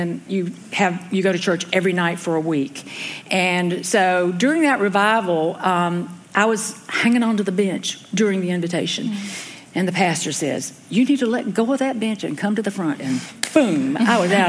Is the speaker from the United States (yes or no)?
yes; Elkin, North Carolina, United States; I grew up in Elkin, North Carolina, which is about 40 miles north of Winston-Salem